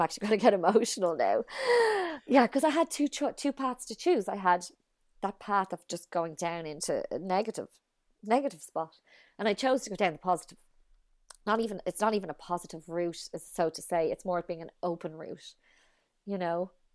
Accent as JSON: {"language": "English", "country": "Ireland", "also_born_or_lived": "United States", "moved": "as an adult"}